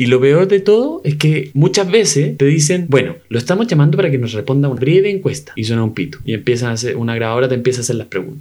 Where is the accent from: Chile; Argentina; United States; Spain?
Chile; soy chileno, vivo en el tercer mundo